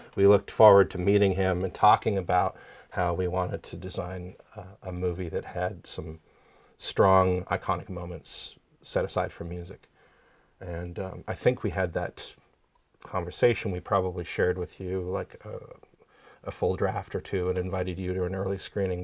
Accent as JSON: {"language": "English", "area": "small town outside Ottawa", "region": "Quebec side", "country": "Canada", "tie": "born or raised there", "moved": "yes", "said": "I grew up in Canada, in, uh, a small town just outside of Ottawa, on the Quebec side."}